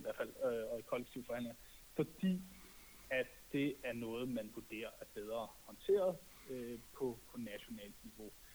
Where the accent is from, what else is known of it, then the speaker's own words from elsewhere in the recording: Denmark; now in Brussels, Belgium; som dansker i Bruxelles